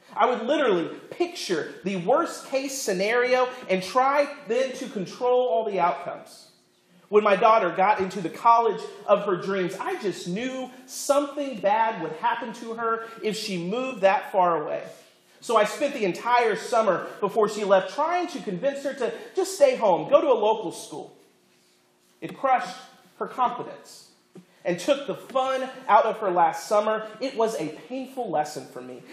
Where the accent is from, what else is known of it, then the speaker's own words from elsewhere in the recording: Florida, United States; I grew up in Florida, not Iowa